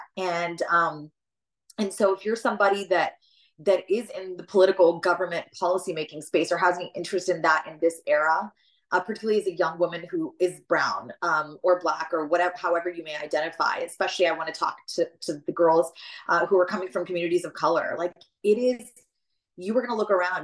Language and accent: English; southern West Virginia, United States; accent: West Virginia twang; moved away; where I'm born in the southern West Virginia coal fields, I'm literally born in a hospital there. Like my entire upbringing is there.